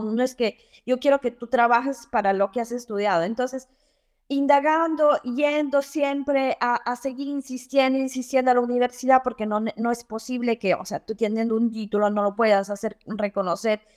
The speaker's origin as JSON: {"language": "Spanish", "town": "Cobamba", "region": "Junín", "country": "Peru", "tie": "born or raised there", "also_born_or_lived": "Lima, Peru", "moved": "as an adult", "lives_now": "Florence, Italy", "said": "soy de un pequeño pueblito, un pequeño pueblo en, de Tarma que se llama Cobamba."}